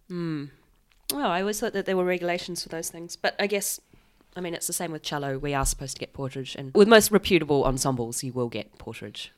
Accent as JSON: {"language": "English", "country": "New Zealand", "moved": "yes", "said": "when I go back to New Zealand"}